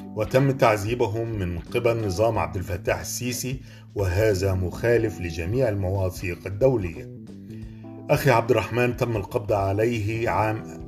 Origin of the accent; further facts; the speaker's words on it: Egypt; أنا كمواطن مصري